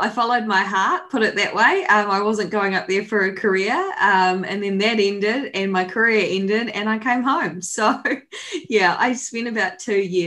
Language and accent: English; Whanganui, Manawatū-Whanganui, New Zealand; I grew up in Whanganui